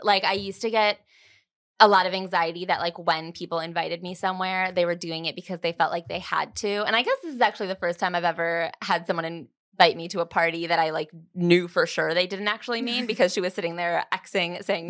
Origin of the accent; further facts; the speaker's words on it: Chicago, Illinois, United States; also born or lived in Los Angeles; now in New York, United States; I'm from Chicago or like the suburbs of Chicago. And then I lived in LA for a couple of years and then I moved to New York.